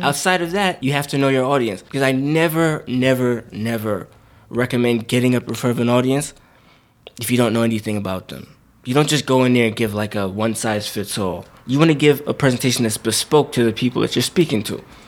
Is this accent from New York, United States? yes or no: yes; New York City, New York, United States; I'm from Brooklyn, New York, born and raised, still live there now.